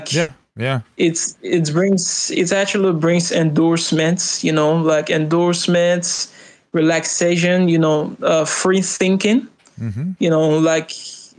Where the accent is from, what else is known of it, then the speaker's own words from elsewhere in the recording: Nigeria; I'm from Nigeria.